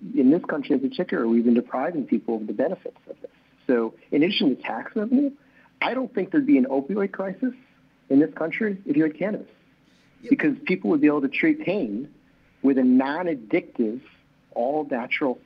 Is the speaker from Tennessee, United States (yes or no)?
no; New York, United States; I'm a New Yorker